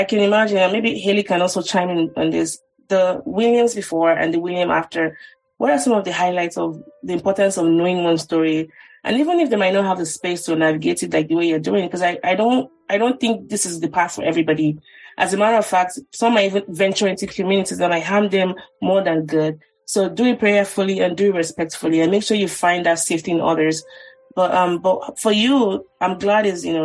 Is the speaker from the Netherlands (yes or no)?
no; Nigeria; now in United States; as a Nigerian